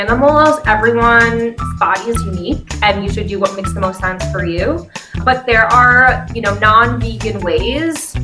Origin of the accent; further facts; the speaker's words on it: Pennsylvania, United States; now in Washington, D.C., United States; I'm from Pennsylvania